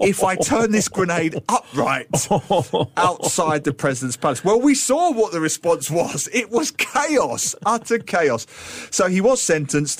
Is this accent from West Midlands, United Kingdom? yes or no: no; London, United Kingdom; I grew up in East London